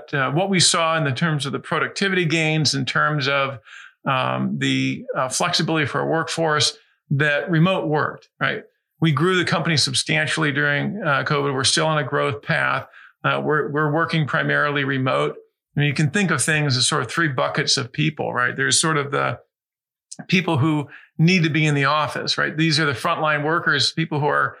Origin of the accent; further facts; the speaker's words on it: Fairfax, Virginia, United States; also born or lived in Washington, D.C.; now in Oregon, United States; I was born in Washington, D.C., grew up in Fairfax, Virginia, and then lived in a couple other different states before I went to school here in Oregon